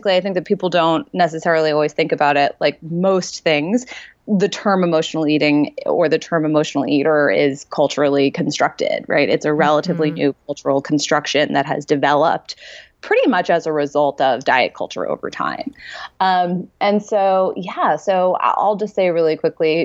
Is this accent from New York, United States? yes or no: yes; New York, United States; I'm from New York